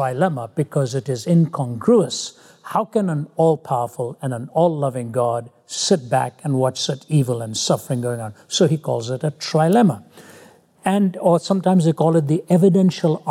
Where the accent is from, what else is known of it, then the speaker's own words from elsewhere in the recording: India; moved away; When I was growing up in India, I was a constant failure